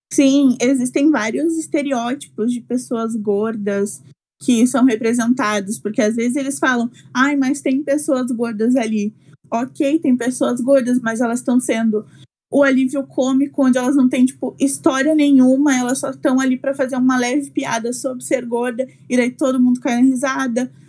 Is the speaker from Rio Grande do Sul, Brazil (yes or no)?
yes; Esteio, Rio Grande do Sul, Brazil; moved away as an adult; now in São Borja, Brazil; sou de Esteio, é uma cidade bem pequenininha que fica perto de Porto Alegre